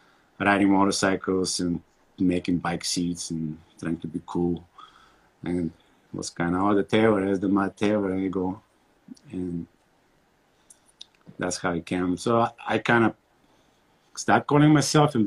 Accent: Bulgaria; moved away as an adult; also born or lived in New York / Germany; now in Montana, United States; I'm born and raised in Bulgaria

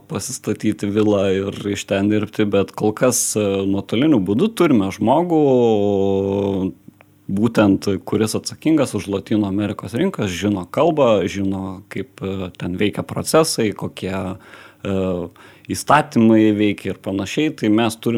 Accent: Lithuania; Mes lietuviai

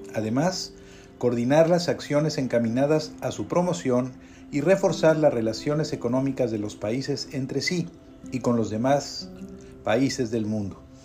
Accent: Mexico; como somos los mexicanos

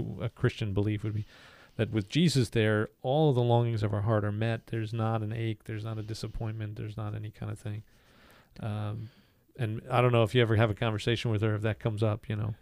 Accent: the North, United States; I'm a Northerner. I'm a Yankee.

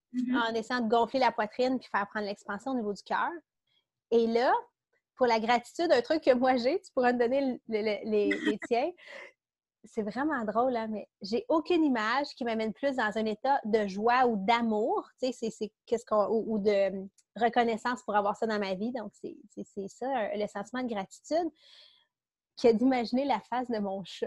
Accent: Quebec, Canada; accent: Québec; c'est mon accent du Québec

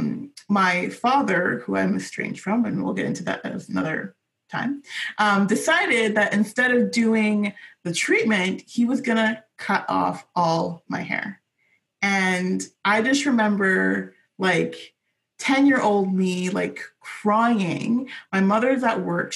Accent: Vancouver, British Columbia, Canada; I was born and raised in Vancouver

